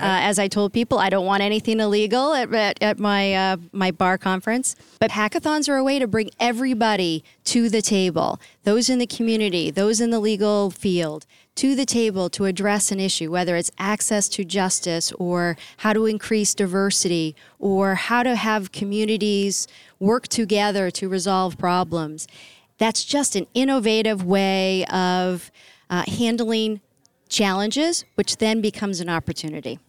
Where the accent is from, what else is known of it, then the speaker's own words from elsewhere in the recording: New Hampshire, United States; I'm from New Hampshire. I am a New Hampshirite